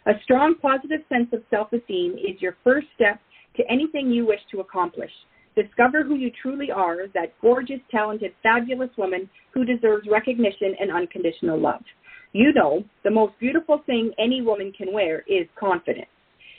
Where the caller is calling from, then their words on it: Edmonton, Alberta, Canada; So today I'm calling in from Edmonton, and we are in minus 36.